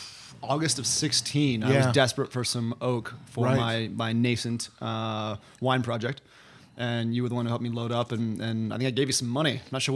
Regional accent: Illinois, United States; now in North Bay area, California, United States; I grew up in Illinois, a couple hours south of Chicago.

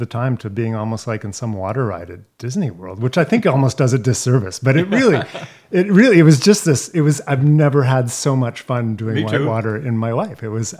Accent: Canada; also born or lived in Beijing; being a Canadian kid who's, grew up in the wilderness and stuff

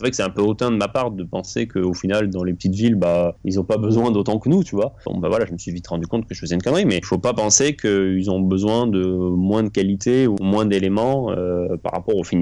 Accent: Toulouse, Occitania, France; moved away as an adult; also born or lived in Bordeaux / Paris; Moi, je suis toulousain. j'ai fait mes études à Toulouse

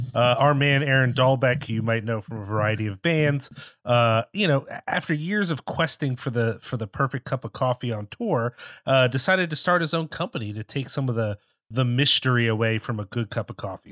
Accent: Philadelphia, Pennsylvania, United States; me growing up more in the Philly area

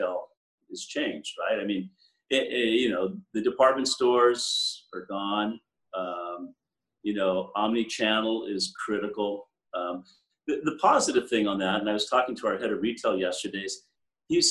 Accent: United States; also born or lived in Europe; I'm an American, but I work at a firm full of Canadians

